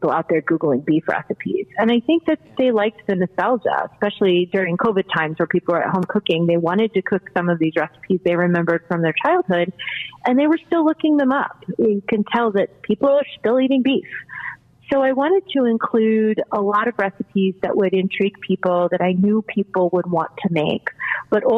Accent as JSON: {"language": "English", "region": "Colorado", "country": "United States", "moved": "yes", "lives_now": "Baltimore, United States", "said": "I'm not originally from Baltimore, so that's part of it. I'm originally from Colorado, where we're very heavy on beef."}